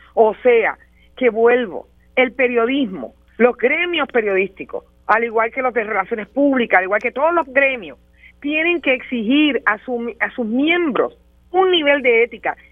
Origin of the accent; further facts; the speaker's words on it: Puerto Rico; que soy puertorriqueña